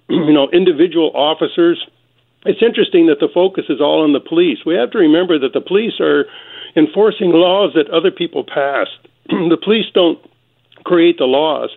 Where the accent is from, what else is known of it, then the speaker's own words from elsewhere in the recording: Mississippi, United States; moved away; I grew up in Mississippi in the 1950s